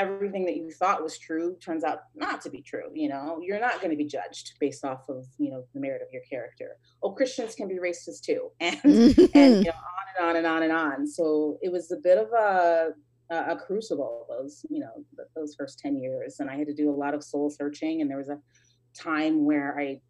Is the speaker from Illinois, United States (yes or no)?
yes; Chicago, Illinois, United States; I was born in Chicago and put up for adoption, I believe, when I was around 2 years old